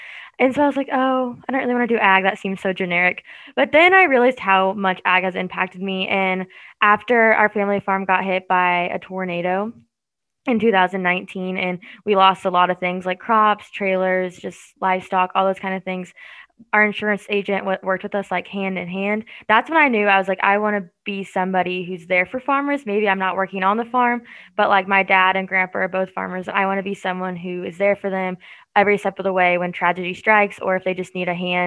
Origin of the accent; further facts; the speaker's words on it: Winterset, Iowa, United States; moved away; I'm from Winterset, Iowa, just south of like Des Moines